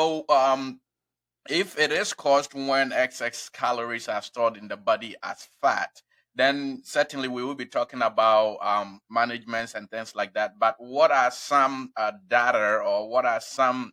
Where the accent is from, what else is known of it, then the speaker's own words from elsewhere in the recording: Ghana; now in Springfield, United States; I was born in Ghana